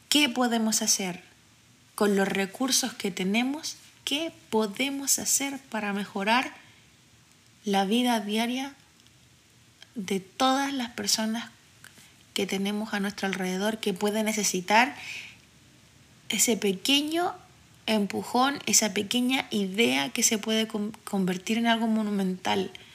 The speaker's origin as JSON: {"language": "Spanish", "town": "Santiago", "region": "Santiago Metropolitan Region", "country": "Chile", "tie": "born or raised there", "also_born_or_lived": "Cerro Navia", "said": "Nací y crecí en Quinta Normal, donde pasa exactamente lo mismo, y ahora vivo en Cerro Navia."}